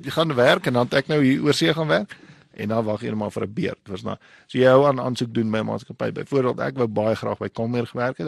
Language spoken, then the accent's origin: Afrikaans; Windhoek, Khomas, Namibia; also born or lived in Gobabis; Ek ek is gebore in in Windhoek en ek kom van Namibia af